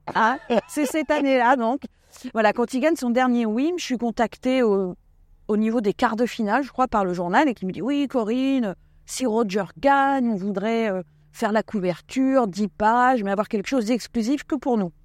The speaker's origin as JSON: {"language": "French", "area": "Essonne, Paris region", "region": "Île-de-France", "country": "France", "tie": "born or raised there", "also_born_or_lived": "Ariège / Basque Country"}